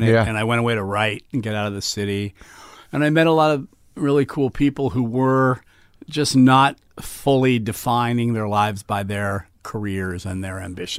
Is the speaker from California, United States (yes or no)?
yes; Los Angeles, California, United States; I grew up in L.A.